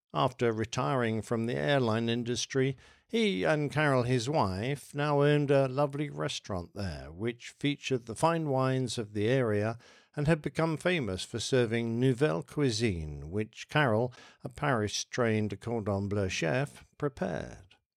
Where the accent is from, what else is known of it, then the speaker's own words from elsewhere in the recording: United Kingdom; accent: pommy; for being British, for having a funny pommy accent